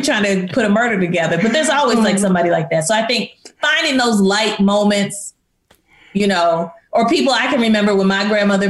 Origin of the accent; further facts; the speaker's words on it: East St. Louis, Illinois, United States; I grew up in East St. Louis and you know, the famous people from East St. Louis are Miles Davis